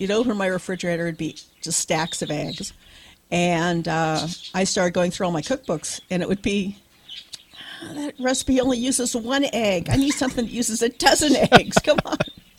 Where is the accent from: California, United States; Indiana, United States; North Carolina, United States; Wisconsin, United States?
California, United States; Berkeley; born there; also born or lived in Reno / Tehran; I was born in Berkeley, and then we moved to Reno.